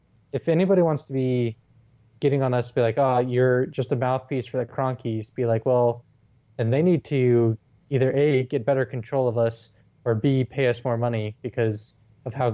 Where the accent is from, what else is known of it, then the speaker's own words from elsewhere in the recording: Denver, Colorado, United States; I'm from Denver